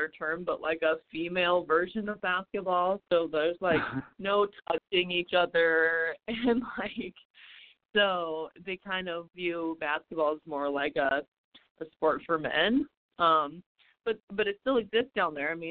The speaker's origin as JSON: {"language": "English", "region": "South Dakota", "country": "United States", "tie": "born or raised there", "moved": "as an adult", "lives_now": "Las Vegas, United States", "said": "I am from South Dakota"}